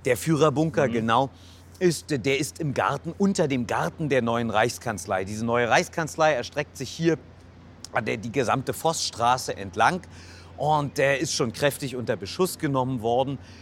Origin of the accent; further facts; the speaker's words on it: Berlin, Germany; als Berliner